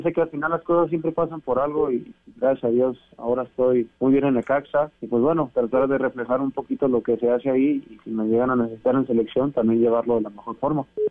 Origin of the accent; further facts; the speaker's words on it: Zamora, Michoacán, Mexico; Michoacán, donde yo soy nativo